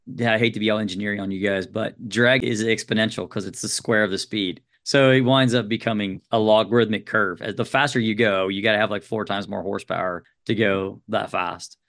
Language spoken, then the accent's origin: English; United States; for me as an American